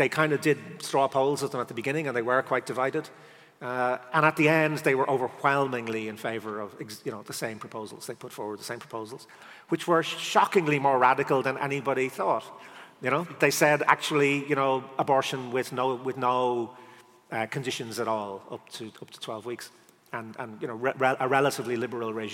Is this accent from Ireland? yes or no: yes; Ireland; as an Irish person